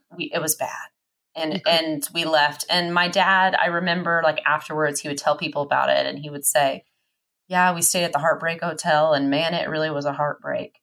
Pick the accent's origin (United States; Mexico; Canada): United States; Texas; also born or lived in Oklahoma; That's where all my family's from. I was born in Texas, but they're all from Oklahoma.